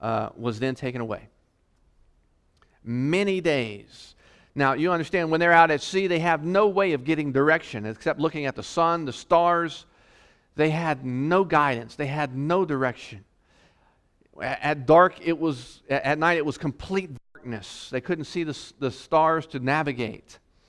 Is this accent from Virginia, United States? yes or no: yes; Virginia, United States; also born or lived in North Carolina; You know, I came from the East Coast, Virginia, North Carolina, and we got hit with hurricanes